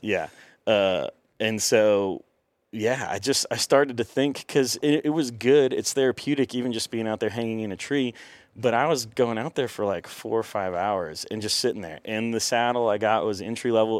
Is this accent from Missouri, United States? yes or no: yes; Cassville, Missouri, United States; I grew up in Cassville, Missouri, which is a small town.